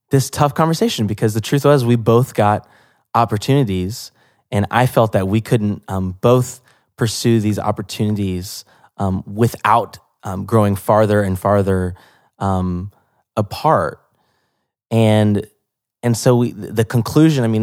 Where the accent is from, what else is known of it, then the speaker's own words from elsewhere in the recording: Atlanta, Georgia, United States; Yeah, it's my hometown.